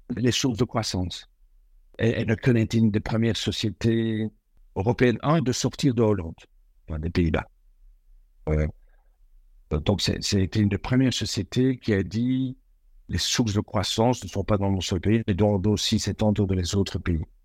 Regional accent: Belgium; moved away as an adult; Je suis belge

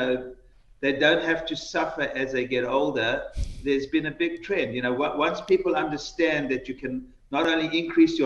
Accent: New York City, New York, United States; I'm from New York

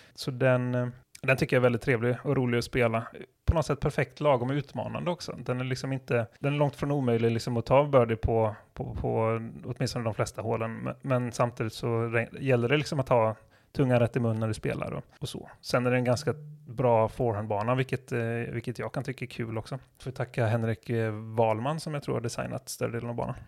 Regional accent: southern Sweden, Sweden; vi är från södra Sverige

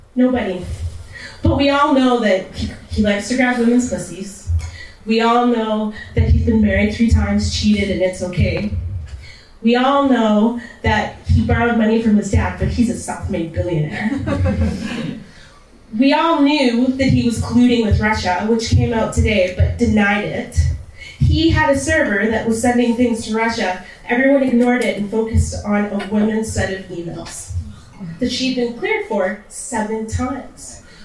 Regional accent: Canada; born or raised there; also born or lived in Texas

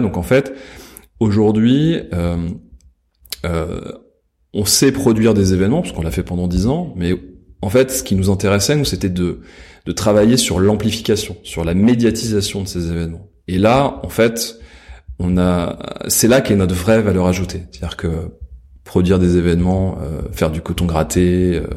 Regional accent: Versailles, Île-de-France, France; J'ai grandi à Versailles.

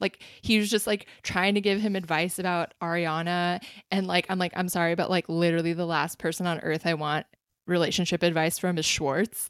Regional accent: South Bay, California, United States; the South Bay, my home town, my home region.

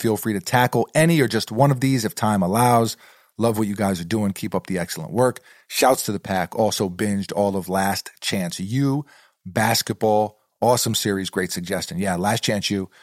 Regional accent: New York City, New York, United States; moved away; growing up in New York City, sneakers are a part of the culture there

